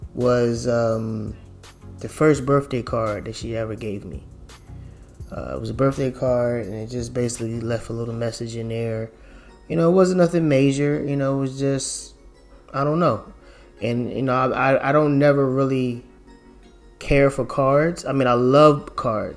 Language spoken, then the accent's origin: English; Philadelphia, Pennsylvania, United States; I grew up in Philadelphia